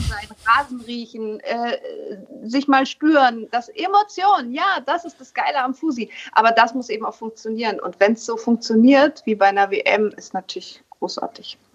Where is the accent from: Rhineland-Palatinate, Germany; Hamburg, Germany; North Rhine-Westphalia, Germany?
Hamburg, Germany; ein Hamburger Mädchen sitzt jetzt hier